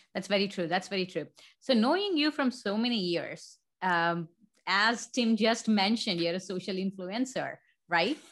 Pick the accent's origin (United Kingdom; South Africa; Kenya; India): India; moved away; born and raised in India